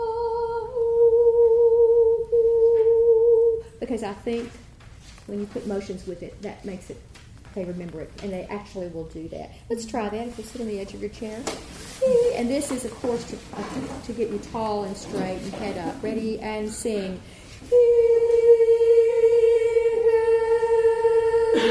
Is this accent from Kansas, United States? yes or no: no; College Station, Texas, United States; I grew up in College Station